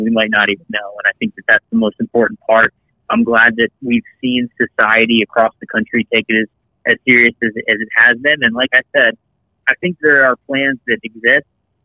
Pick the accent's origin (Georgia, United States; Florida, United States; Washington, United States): Florida, United States; just south of Tampa; I'm from Florida, just south of Tampa, and I actually grew up playing hockey.